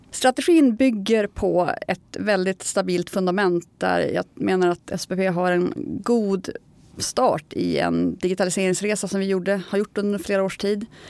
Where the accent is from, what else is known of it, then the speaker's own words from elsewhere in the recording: Norrland, Sweden; som norrlänning som jag är